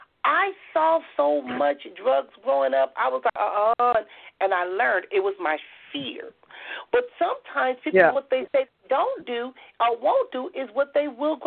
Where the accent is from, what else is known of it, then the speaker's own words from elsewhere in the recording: Compton, California, United States; And, you know, growing up in Compton